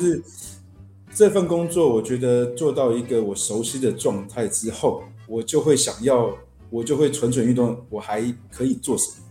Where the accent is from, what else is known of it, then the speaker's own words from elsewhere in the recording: Taiwan; 我爷爷是湖南老兵，就是对。那时候三七、三八年随政府来台湾，其实我们就从小住在眷村里面嘛